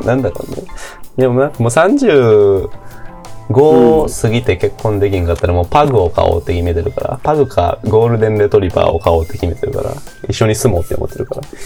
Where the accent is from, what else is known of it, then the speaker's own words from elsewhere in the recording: Kochi, Japan; 私、高知県人だから